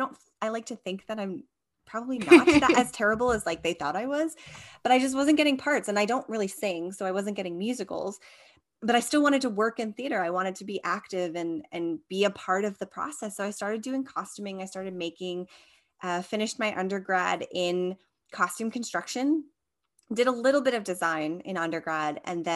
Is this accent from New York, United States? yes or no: yes; Long Island, New York, United States; now in Queens, United States; Yeah, so I am from Long Island, New York, and I am based out of Queens, New York.